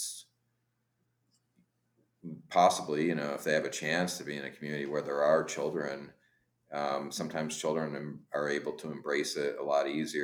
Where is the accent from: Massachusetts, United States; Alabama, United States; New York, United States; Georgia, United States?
New York, United States; upstate; as an American kid growing up in upstate New York